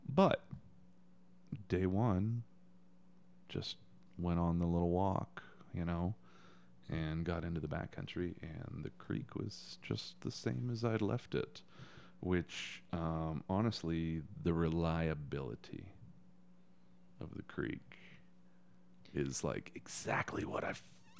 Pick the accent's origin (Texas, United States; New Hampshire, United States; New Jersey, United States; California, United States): Texas, United States; Anyways, I'm telling a Texan story here.